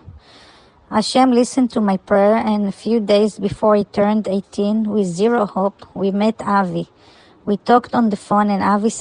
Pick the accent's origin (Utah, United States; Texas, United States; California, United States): California, United States; We are from California.